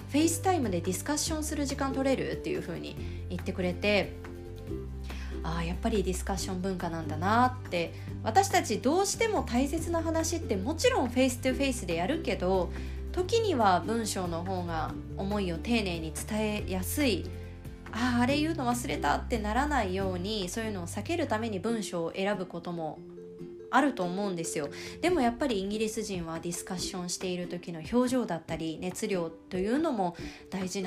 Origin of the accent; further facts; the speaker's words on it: Japan; これは日本人の私が思う違いで